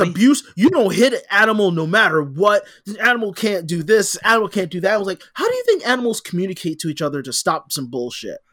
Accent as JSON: {"language": "English", "country": "United States", "said": "I am an American"}